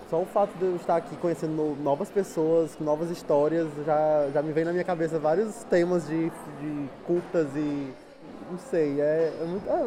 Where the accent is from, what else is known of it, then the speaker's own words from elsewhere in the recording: Brazil; first language Portuguese; moved away as an adult; now in Porto, Portugal; tenho 21 anos, sou do Brasil. Lá no Brasil eu estudo cinema e audiovisual.